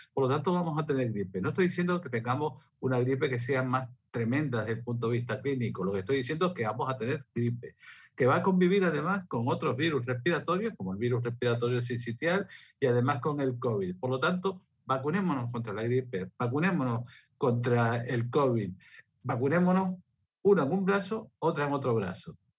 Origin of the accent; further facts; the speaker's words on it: Spain; en mi país, en España